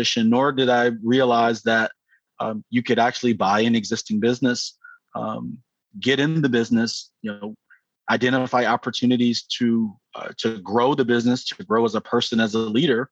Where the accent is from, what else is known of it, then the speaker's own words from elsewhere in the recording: Atlanta, Georgia, United States; also born or lived in United Kingdom / Chicago; I am originally from Atlanta, Georgia